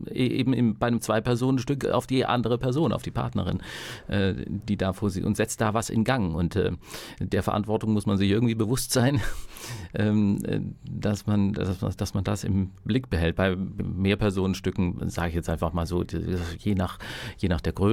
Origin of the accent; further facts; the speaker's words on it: Southern Germany, Germany; ich komme ja aus dem Süddeutschen und da, da sprach man halt so ein bisschen aus einer süddeutschen Kleinstadt